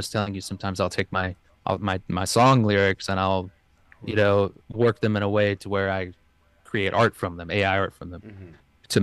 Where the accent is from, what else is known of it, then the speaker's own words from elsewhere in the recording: Memphis, Tennessee, United States; I'm from Memphis, Tennessee, and I play music